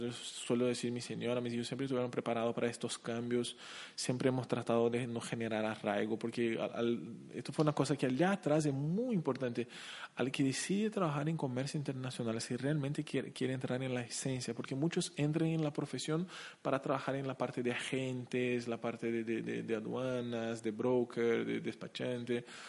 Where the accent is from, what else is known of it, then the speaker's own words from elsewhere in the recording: Curitiba, Paraná, Brazil; Spanish is a second language; moved away as an adult; also born or lived in Chile; now in Asunción, Paraguay; yo soy de Curitiba